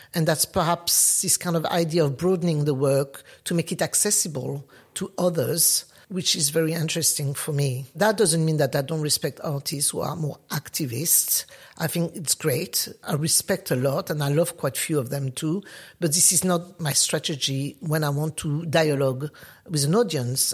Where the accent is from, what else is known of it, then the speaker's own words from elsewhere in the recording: France; English is a second language; moved away as an adult; also born or lived in Paris; now in London, United Kingdom; I grew up in France